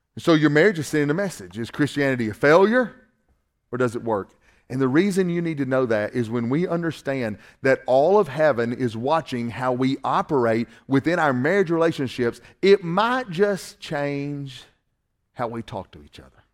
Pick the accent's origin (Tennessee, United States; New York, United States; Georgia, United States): Georgia, United States; Northwest; accent: Southern